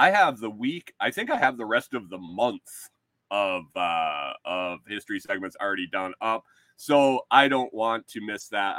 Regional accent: near the Glenn Curtiss Museum, New York, United States; moved away; I grew up around the Glenn Curtis Museum.

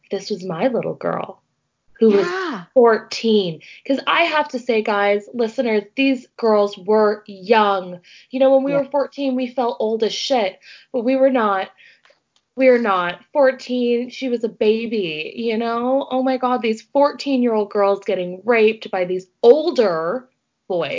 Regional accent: Ontario, Canada; at my high school, we would get the boys from the States or from other places in Ontario

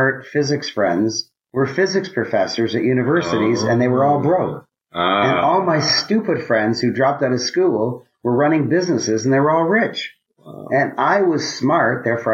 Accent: Toronto, Ontario, Canada; I grew up in Toronto, Canada. I'm a Canadian.

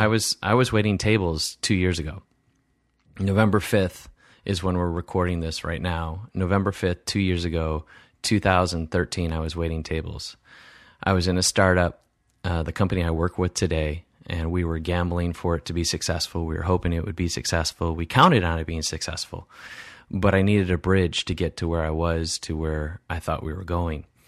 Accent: Wisconsin, United States; my Midwest values that, you know, growing up in Wisconsin

